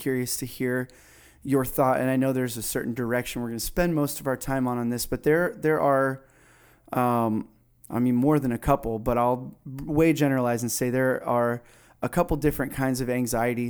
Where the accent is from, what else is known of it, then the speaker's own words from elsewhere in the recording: South Florida, United States; I grew up down in South Florida